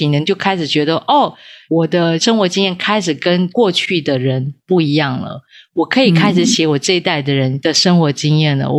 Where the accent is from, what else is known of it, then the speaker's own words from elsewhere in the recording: Taipei, Taiwan; 没有，对对，对，对，对，我是台北人。